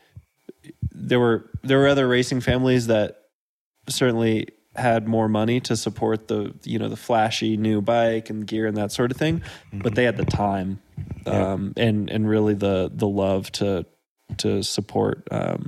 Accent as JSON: {"language": "English", "town": "Dripping Springs", "region": "Texas", "country": "United States", "tie": "born or raised there", "moved": "yes", "lives_now": "Durango, United States", "said": "I was born in the countryside, half an hour outside of Austin. The closest town was about a 15-minute drive away called Dripping Springs."}